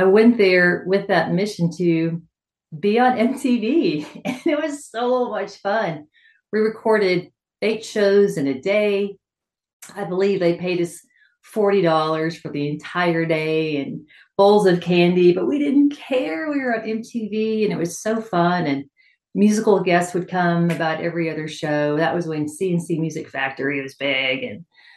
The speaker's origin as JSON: {"language": "English", "town": "Austin", "region": "Texas", "country": "United States", "tie": "born or raised there", "said": "Austin, Texas. My hometown"}